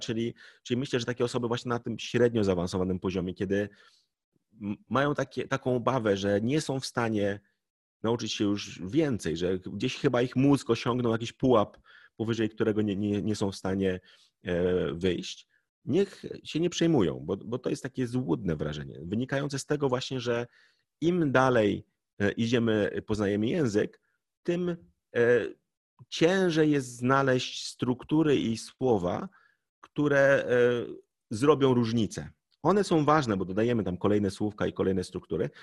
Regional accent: Poland; my Polacy

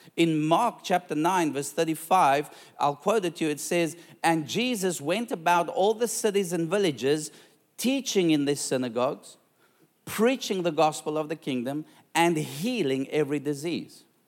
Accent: South Africa; now in Australia; I'm a South African

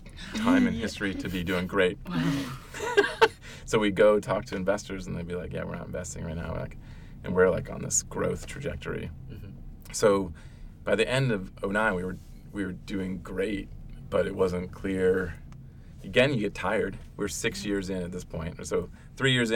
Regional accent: Ohio, United States; moved away; also born or lived in Virginia; I grew up in Ohio, which, and then Virginia, but in Ohio, like, sports was everything

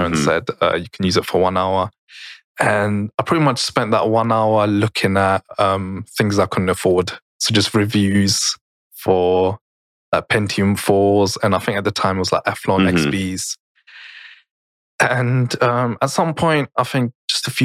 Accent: Germany; I grew up in Germany

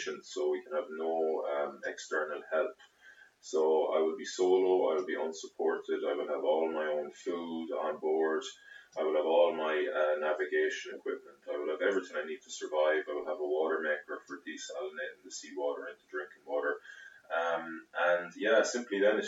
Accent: Galway, Connacht, Ireland; I'm from Galway originally, from Renmore. I went to the Bish.

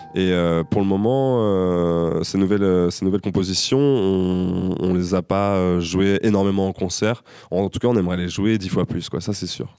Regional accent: Angers, Pays de la Loire, France; also born or lived in Tours; moi, je suis né à Angers

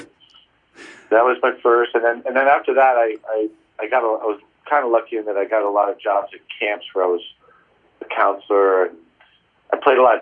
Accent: Greenwich, Connecticut, United States; moved away as an adult; also born or lived in New York City / Princeton, New Jersey; now in San Francisco, United States; I grew up in Greenwich, Connecticut. My parents still live in the same house where I grew up.

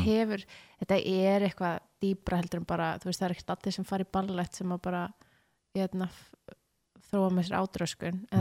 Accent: Mosfellsbær, Capital Region, Iceland; also born or lived in Reykjavík / Breiðholt; ég er í Skerrafjörður núna en ég olst upp í Mósó

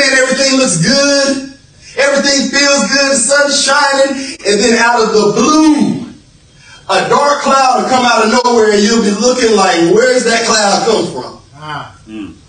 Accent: South Florida, United States; Now, myself, I'm from South Florida. I'm from South Florida

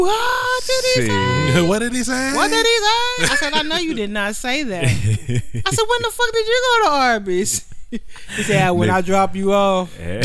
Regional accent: Texas, United States; I was born and raised in Texas.

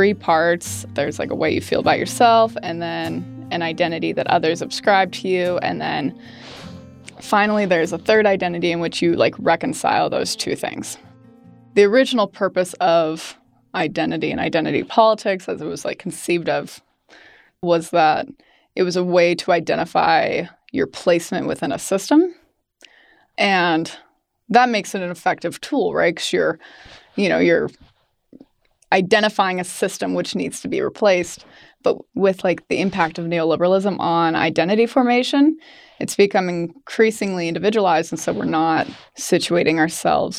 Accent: Great Falls, Montana, United States; I grew up in Great Falls, Montana.

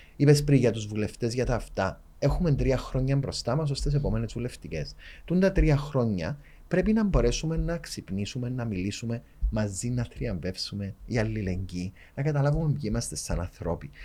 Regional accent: Cyprus; accent: Cypriot; δεν είμαστε περήφανοι που είμαστε Κυπρέοι

